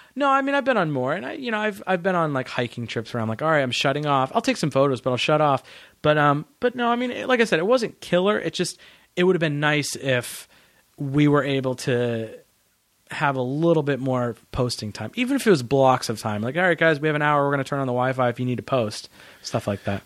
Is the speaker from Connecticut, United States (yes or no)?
no; New Hampshire, United States; also born or lived in Massachusetts; I grew up in New Hampshire